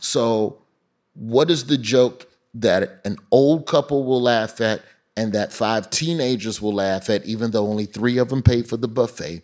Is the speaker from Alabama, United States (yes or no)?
yes; Birmingham, Alabama, United States; moved away as an adult; also born or lived in Florida; growing up in Birmingham